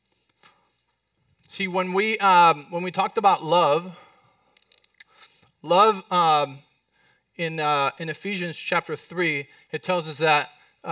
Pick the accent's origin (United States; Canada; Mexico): Mexico; accent: Mexican; It was not my Mexican accent.